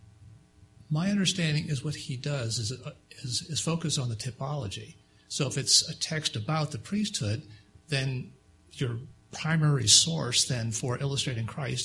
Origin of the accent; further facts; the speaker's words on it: Grand Forks, North Dakota, United States; I'm from North Dakota